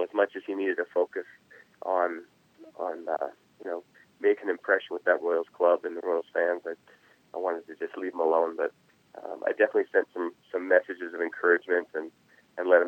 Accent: Nanaimo, British Columbia, Canada; growing up in Canada, especially at the age where I was

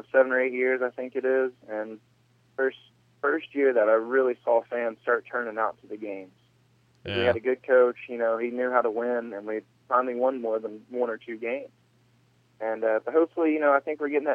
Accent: Huntsville, Alabama, United States; growing up in Alabama

